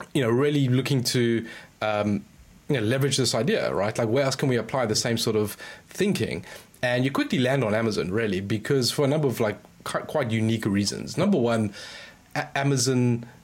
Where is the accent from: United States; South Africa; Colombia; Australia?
South Africa; moved away as an adult; now in United Kingdom; I grew up, I spent the first, 20 something odd years in South Africa.